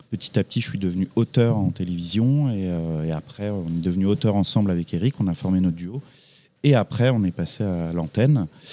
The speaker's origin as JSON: {"language": "French", "town": "Champigny-sur-Marne", "region": "Île-de-France", "country": "France", "tie": "born or raised there", "also_born_or_lived": "Brou-sur-Chantereine / Paris", "said": "j'ai grandi euh, plus proche de Paris, en petite ceinture, comme on dit, à Champigny-sur-Marne dans le 94, où j'ai passé 25 années de ma vie"}